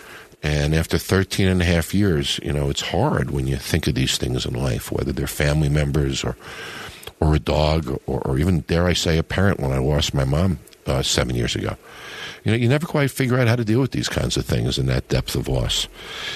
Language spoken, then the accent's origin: English; East Coast, United States; now in Las Vegas, United States; where I grew up on the East Coast